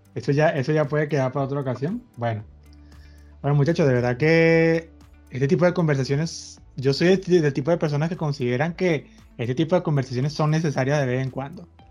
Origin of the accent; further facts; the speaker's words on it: Venezuela; todos somos venezolanos